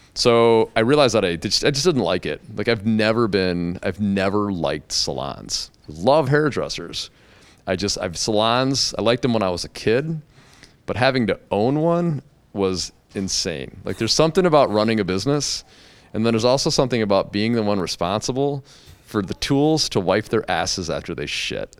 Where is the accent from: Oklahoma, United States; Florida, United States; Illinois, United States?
Illinois, United States; south of Chicago suburbs; I've always lived, like, just south of the city, but I've always said Chicago